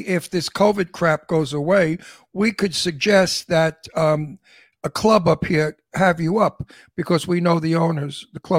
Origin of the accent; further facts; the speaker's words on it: Brooklyn, New York, United States; now in California, United States; It was fun growing up in Brooklyn way back in the 1950s